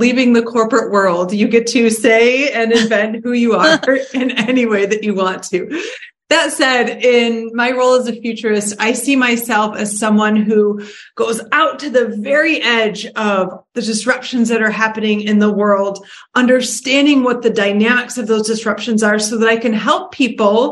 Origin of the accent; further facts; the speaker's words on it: Detroit, Michigan, United States; I was born and raised in Detroit.